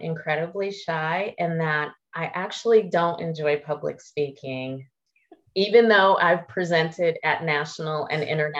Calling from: Charlotte, North Carolina, United States; I'm calling in from Charlotte, North Carolina, in the East Coast of the States.

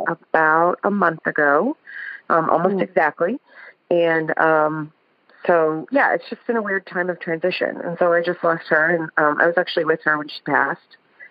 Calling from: Columbus, Ohio, United States; I'm calling you from Ohio.

